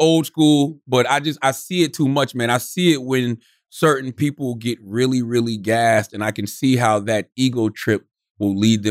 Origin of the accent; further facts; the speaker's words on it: Moncks Corner, South Carolina, United States; why the fuck y'all going to Monk's Corner? That's my town. That's where I'm from.